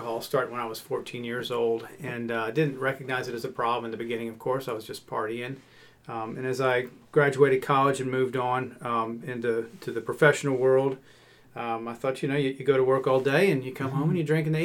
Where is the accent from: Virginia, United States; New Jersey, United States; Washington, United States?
Virginia, United States; moved away; also born or lived in the South; I grew up in Virginia, but I've been in the South for the last 20 years